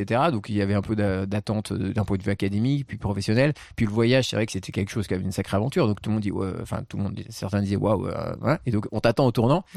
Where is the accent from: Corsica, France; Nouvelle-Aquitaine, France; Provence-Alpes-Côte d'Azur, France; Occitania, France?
Provence-Alpes-Côte d'Azur, France; Marseille; now in Paris, France; je viens de Marseille je suis né à Marseille je me sens très marseillais